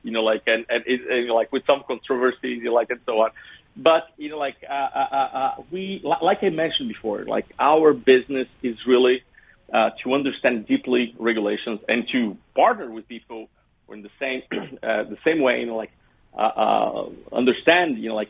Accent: Brazil; we went to Brazil, which is my home country.

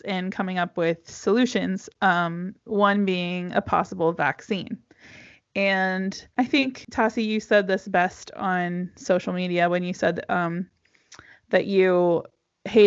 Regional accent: United States; now in Europe; As an American

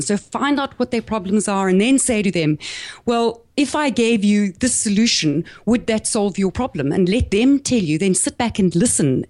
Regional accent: South Africa; accent: South African; moved away as an adult; also born or lived in Caribbean / east coast of Australia; now in Australia; I grew up in South Africa

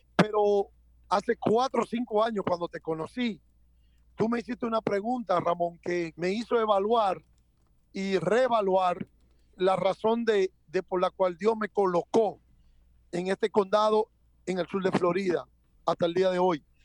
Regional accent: Santo Domingo, Distrito Nacional, Dominican Republic; also born or lived in Cibao; yo soy nacido en República Dominicana, en la ciudad de Santo Domingo, en un pueblo del Cibao, pero realmente me crié en la capital, en Santo Domingo

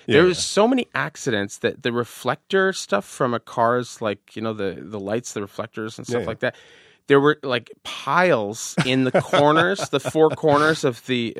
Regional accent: Montreal, Quebec, Canada; You go to the Verdun waterfront, where I grew up in Verdun.

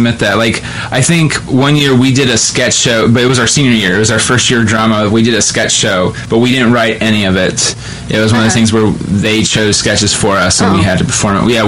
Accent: West Jefferson, Ohio, United States; I'm from West Jeff and Grant, our theater program then was good

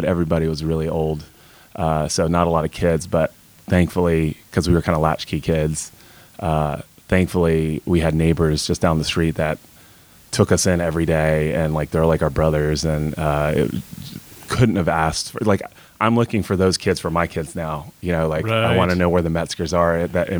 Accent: Raleigh, North Carolina, United States; moved away; also born or lived in South Orange, New Jersey; Raleigh, North Carolina. Started out kind of in the suburbs, and the city sort of grew out into us

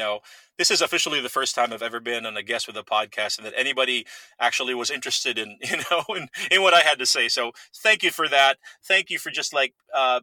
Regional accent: Philippines; moved away; I was born and raised in the Philippines

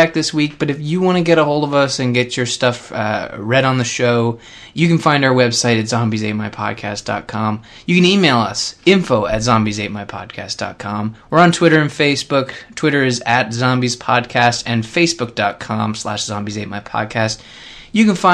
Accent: Canada; Being a Canadian

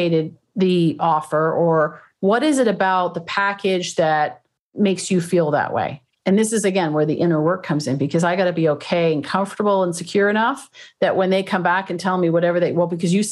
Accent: Canada; moved away as an adult; also born or lived in Toronto; now in California, United States; I used to do these when I was in Toronto. I'm originally from Canada. I live down here now, but in California.

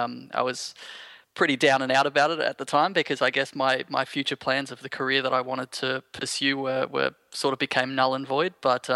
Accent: Sydney, New South Wales, Australia; born there; No, I was born in Sydney, actually.

